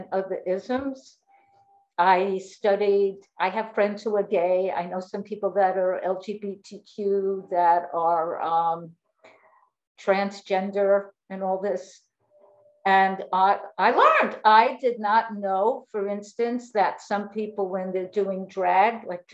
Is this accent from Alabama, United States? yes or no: no; New York, United States; moved away as an adult; also born or lived in Florida; now in Fort Lauderdale, United States; I'm from New York. I now live in Florida